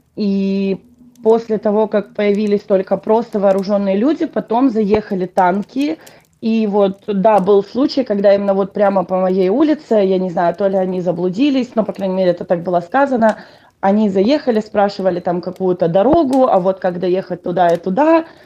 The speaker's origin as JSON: {"language": "Russian", "region": "Donetsk Oblast", "country": "Ukraine", "tie": "born or raised there", "first_language": "Russian", "moved": "as an adult", "lives_now": "United States", "said": "Родилась я в Донецкой области, в таком маленьком городке, даже можно сказать маленьком поселке"}